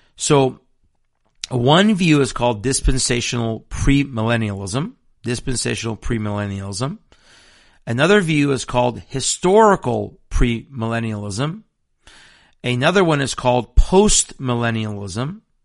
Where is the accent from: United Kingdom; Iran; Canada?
Iran; now in Washington State, United States; I'm also Persian from Iran